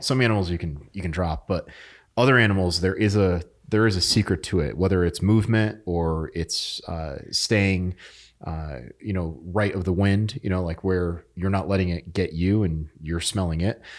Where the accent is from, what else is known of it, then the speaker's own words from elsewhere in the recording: New England, United States; moved away; I'm from New England